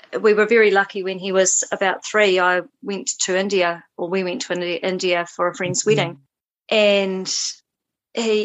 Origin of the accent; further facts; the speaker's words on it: New Zealand; my growing up in Aotearoa, New Zealand